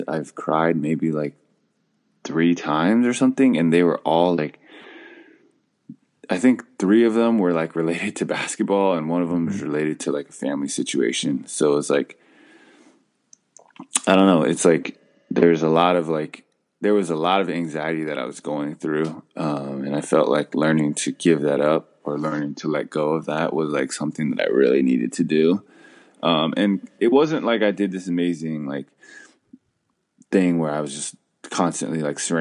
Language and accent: English; California, United States; growing up in California